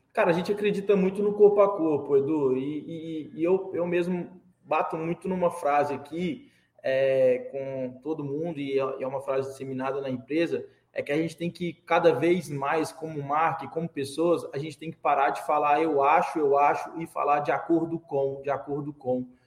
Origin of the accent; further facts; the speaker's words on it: Belo Horizonte, Minas Gerais, Brazil; Eu sou de Belo Horizonte, morava na época em Belo Horizonte